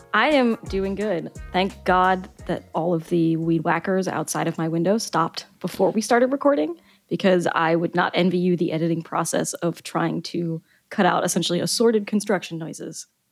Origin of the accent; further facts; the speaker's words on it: Maryland, United States; also born or lived in Boca Raton, Florida; growing up in Maryland